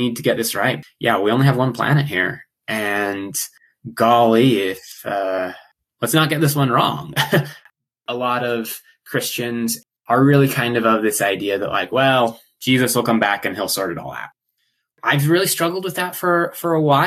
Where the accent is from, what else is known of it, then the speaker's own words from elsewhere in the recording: Lynnwood, Washington, United States; now in Ogden, United States; I grew up in Linwood, Washington